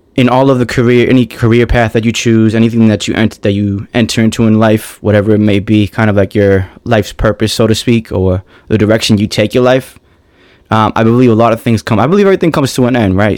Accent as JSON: {"language": "English", "town": "Boston", "region": "Massachusetts", "country": "United States", "said": "From Boston, Massachusetts"}